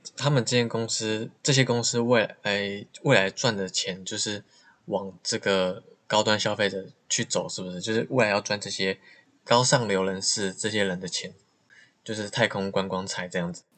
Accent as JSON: {"language": "Chinese", "country": "Taiwan", "tie": "born or raised there", "said": "我身在台湾"}